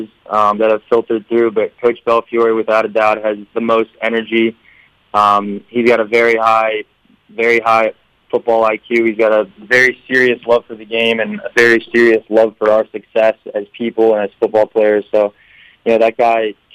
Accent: Philadelphia, Pennsylvania, United States; moved away as an adult; I'm from the Philly area

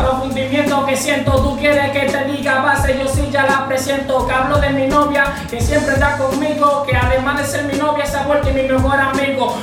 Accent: Hacienda Estrella, Monte Plata, Dominican Republic; Yo soy de Hacienda Estrella

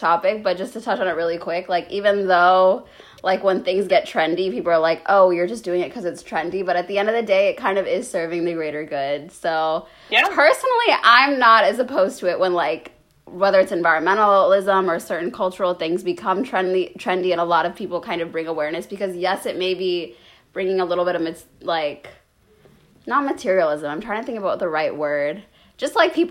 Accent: Georgia, United States; I grew up in Georgia

